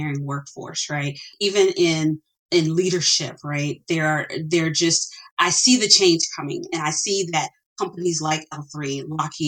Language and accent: English; Chicago, Illinois, United States; My parents, we grew up in Chicago. And even though I was raised in a neighborhood that was impoverished